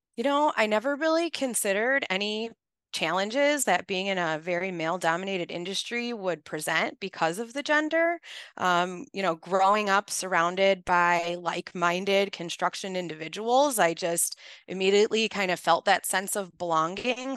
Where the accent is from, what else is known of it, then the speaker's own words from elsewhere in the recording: Chicago, Illinois, United States; I'm born and raised in Chicago, I'm from the Northwest side, and I grew up in a very blue collar neighborhood